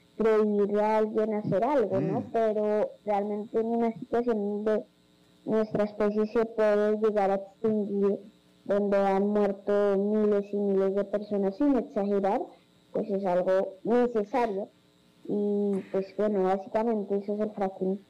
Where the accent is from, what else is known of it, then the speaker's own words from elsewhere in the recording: Colombia; also born or lived in Bogotá, Colombia; yo nací en Bogotá pues, desde los dos años, me crié, crecí, me desarrollé en, que queda dos horas de Bogotá